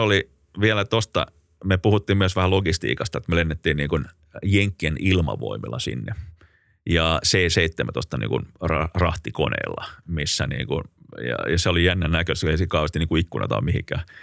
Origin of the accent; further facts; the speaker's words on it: Finland; me ollaan Suomesta